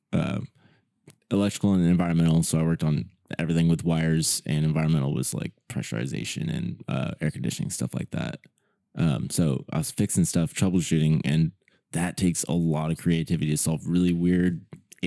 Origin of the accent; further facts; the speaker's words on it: Santa Maria, California, United States; moved away as an adult; also born or lived in Texas / Travis Air Force Base, California; now in Sacramento, United States; I'm from Santa Barbara County in Santa Maria.